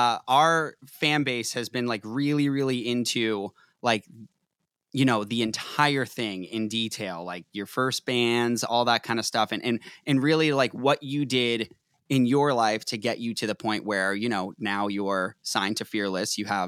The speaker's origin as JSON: {"language": "English", "town": "Boston", "region": "Massachusetts", "country": "United States", "moved": "yes", "lives_now": "Los Angeles, United States", "said": "Yep, I'm Boston."}